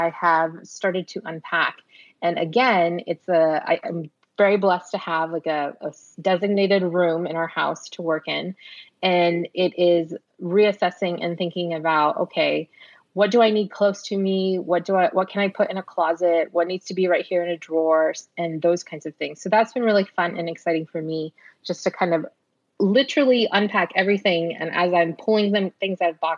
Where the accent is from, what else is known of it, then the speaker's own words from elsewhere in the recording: San Antonio, Texas, United States; also born or lived in Houston; we're back in my hometown of San Antonio